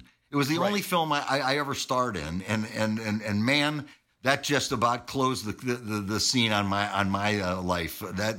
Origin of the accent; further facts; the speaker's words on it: Syracuse, New York, United States; I was from Syracuse.